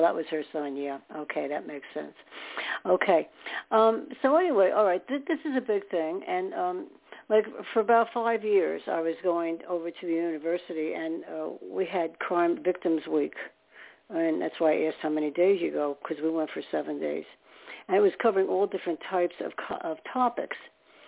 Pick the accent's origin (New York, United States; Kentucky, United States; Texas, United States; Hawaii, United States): New York, United States; upstate; also born or lived in Staten Island, New York; I was born there, and for one thing, not in the city, but upstate, and then lived in Staten Island. So I'm a New Yorker by at heart.